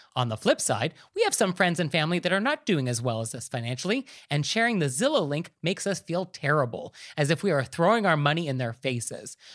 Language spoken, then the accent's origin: English; New York, United States; as a New Yorker